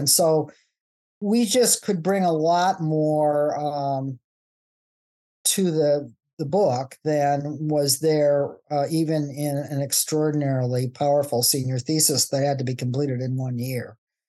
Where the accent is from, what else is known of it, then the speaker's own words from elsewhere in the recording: Wyandotte, Michigan, United States; moved away; I also grew up in the Rust Belt. I grew up in Wyandotte, Michigan, which is south of Detroit.